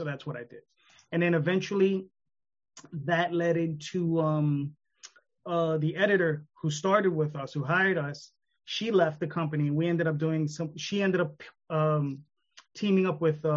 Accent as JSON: {"language": "English", "region": "New York", "country": "United States", "said": "I'm in New York. I'm a New Yorker"}